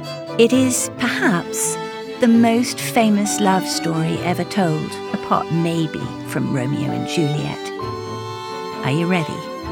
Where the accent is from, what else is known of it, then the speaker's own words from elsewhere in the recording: Sussex, South East England, United Kingdom; moved away as an adult; also born or lived in New York; now in United States; I was born in America, adopted into a loving English family, and spent a lot of my childhood in Sussex, not far from Chawton, where Jane Austen lived and wrote.